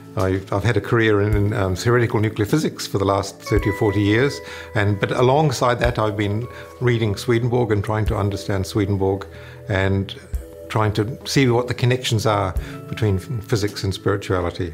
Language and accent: English; New Zealand; moved away as an adult; now in United States; I'm from, I was born in New Zealand originally, and, and when I was there as a, as a university student